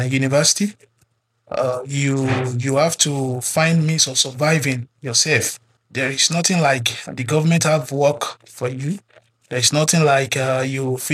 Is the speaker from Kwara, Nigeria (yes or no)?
no; Ilesha, Osun, Nigeria; I'm from Ilesha in Osun State, Nigeria.